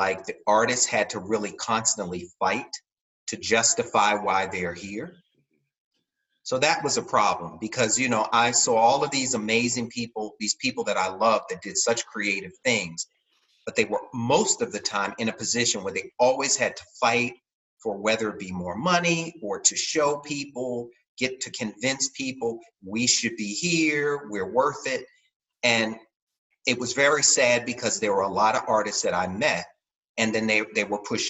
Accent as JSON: {"language": "English", "town": "Baltimore", "region": "Maryland", "country": "United States", "lives_now": "San Francisco, United States", "said": "I came straight from Baltimore, Maryland at that point."}